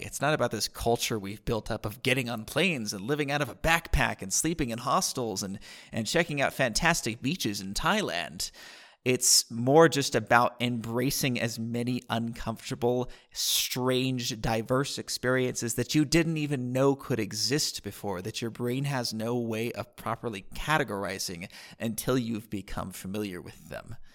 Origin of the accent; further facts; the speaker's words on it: San Diego, California, United States; moved away as an adult; also born or lived in Costa Rica; now in Vilcabamba, Ecuador; I grew up in San Diego